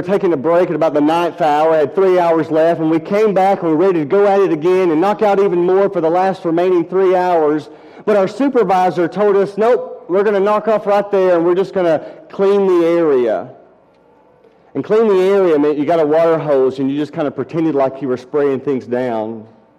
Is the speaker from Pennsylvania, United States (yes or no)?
no; Decatur, Alabama, United States; During college, I worked summers at 3M, a large plant in my hometown, Decatur, Alabama.